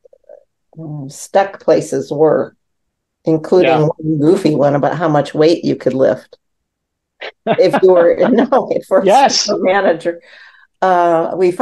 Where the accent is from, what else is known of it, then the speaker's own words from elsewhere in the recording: Midwest, United States; I'm from the Midwest